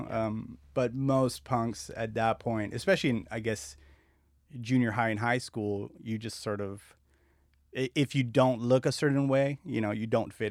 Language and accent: English; La Puente, California, United States; also born or lived in Azusa / Covina / West Covina / Argentina; So mostly, I grew up in La Puente, Azusa, Covina, West Covina. We moved around a lot, and then uh, we moved to Argentina. My family's from Argentina, so.